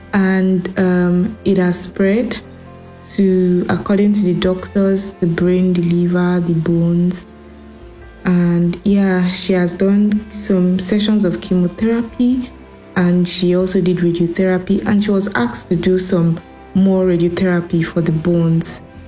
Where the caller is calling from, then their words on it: Germany; I'm calling from Germany.